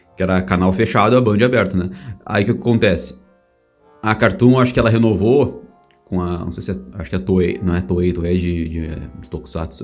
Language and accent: Portuguese; Brazil; Eu sou do Brasil